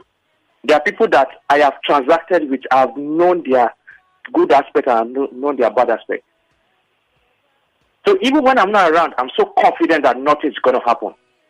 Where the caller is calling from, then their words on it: Abeokuta, Ogun State, Nigeria; I'm calling you from Abeokuta.